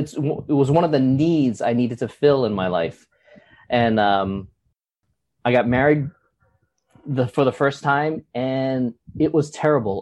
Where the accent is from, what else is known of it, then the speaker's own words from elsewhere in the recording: Honolulu, Hawaii, United States; also born or lived in Los Angeles; I was born in Los Angeles, but I've been raised and grew up in Honolulu, Hawaii for 50 of my 55 years